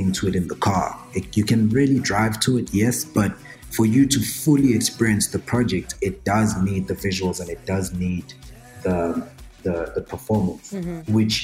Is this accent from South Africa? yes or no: yes; KwaZulu-Natal, South Africa; moved away; There's havoc in KZN, and that's my hometown